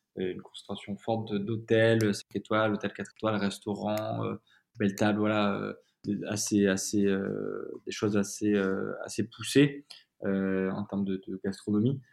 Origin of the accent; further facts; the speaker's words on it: Comps, Occitania, France; also born or lived in Tarascon; je viens du Sud, hein, je viens de Provence. J'ai habité toute mon enfance autour d'Avignon, dans un petit village qui s'appelle Comps, qui, qui, qui, est du coup dans le Gard